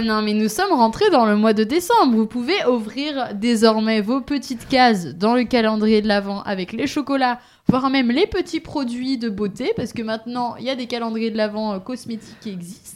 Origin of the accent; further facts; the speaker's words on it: Pays de la Loire, France; moved away; je viens du Maine-et-Loire